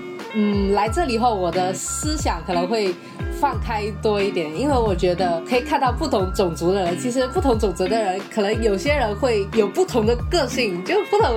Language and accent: Chinese; Fujian, China; moved away as an adult; now in Malaysia; 我来自中国福建。